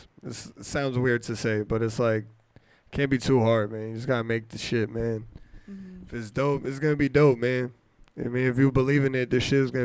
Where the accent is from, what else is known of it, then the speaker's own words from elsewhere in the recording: New Jersey, United States; I'm from New Jersey